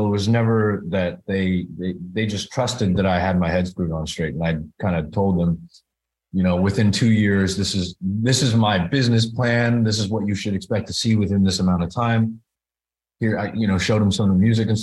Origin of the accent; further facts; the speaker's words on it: Bay Area, California, United States; moved away as an adult; also born or lived in New York / Los Angeles; raised in the Bay Area. Grew up there